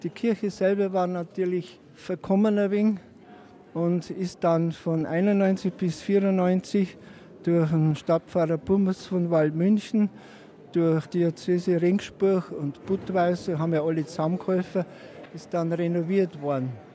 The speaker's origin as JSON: {"language": "German", "town": "Untergrafenried", "region": "Bavaria", "country": "Germany", "tie": "born or raised there", "said": "Ich bin in Untergrafenried geboren um 1946 und habe die Nachkriegszeit da an der Grenze alles als Kind und Jugendlicher"}